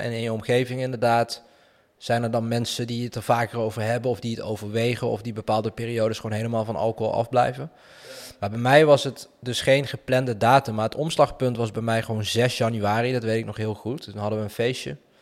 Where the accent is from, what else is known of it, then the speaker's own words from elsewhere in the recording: Weert, Limburg, Netherlands; accent: soft G; moved away; Ik kom uit Limburg zelfs